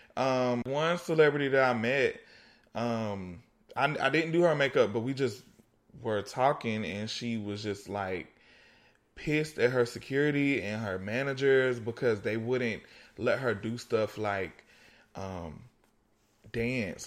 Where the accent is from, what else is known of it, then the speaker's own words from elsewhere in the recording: East Coast, United States; I was born on the East Coast